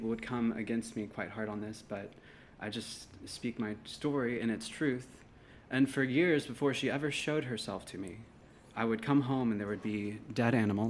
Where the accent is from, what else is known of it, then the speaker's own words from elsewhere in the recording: Houston, Texas, United States; moved away as an adult; also born or lived in California; now in San Marcos, United States; I've been on and off in San Marcos for about really my whole life. We've been, I grew up in Houston.